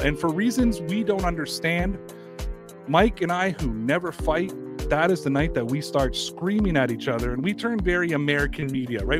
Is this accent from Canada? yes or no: yes; Toronto, Ontario, Canada; I'm from Toronto.